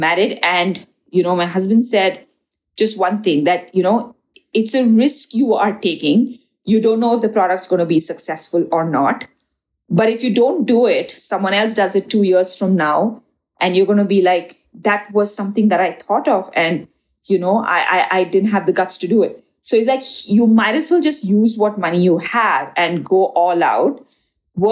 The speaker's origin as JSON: {"language": "English", "town": "Kundapur", "region": "Karnataka", "country": "India", "said": "in my family, you know, I come from Kundapur, which is a small, like a village, you know, somewhere further down from Mangalore"}